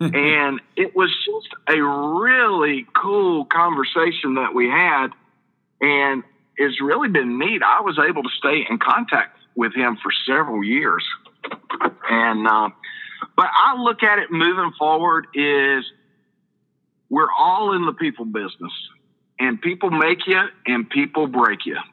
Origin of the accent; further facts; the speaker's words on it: Perry, Georgia, United States; I'm from Perry, Georgia